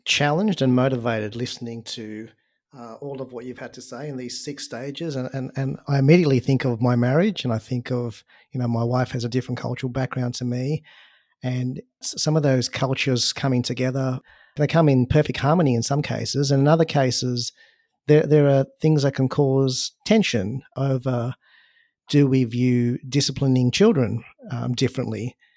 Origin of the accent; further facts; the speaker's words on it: Australia; I was born in Australia and, you know, went through school in Australia, grew up in Australia